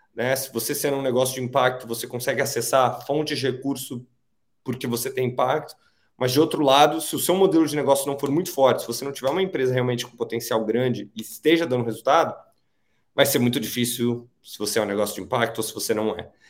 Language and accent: Portuguese; Rio de Janeiro, Brazil; now in São Paulo, Brazil; eu nasci no Rio de Janeiro, apesar de morar aqui em São Paulo já há alguns anos